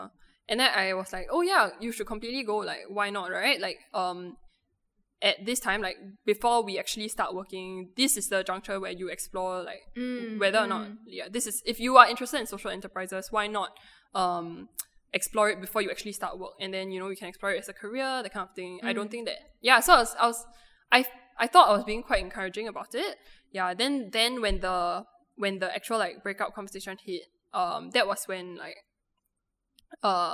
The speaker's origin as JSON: {"language": "English", "country": "Singapore", "said": "as Singaporean girls"}